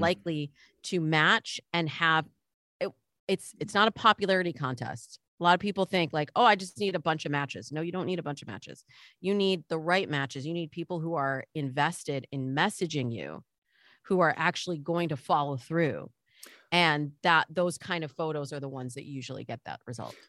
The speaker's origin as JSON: {"language": "English", "region": "Midwest", "country": "United States", "tie": "born or raised there", "said": "I grew up in the Midwest"}